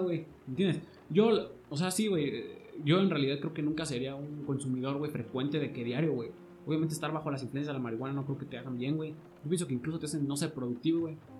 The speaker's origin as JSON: {"language": "Spanish", "country": "Mexico", "said": "nos damos, güey, los mexicanos"}